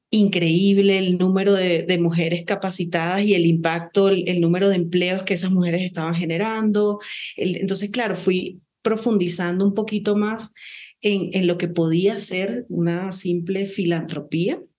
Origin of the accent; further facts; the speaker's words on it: Venezuela; now in Ecuador; yo soy venezolana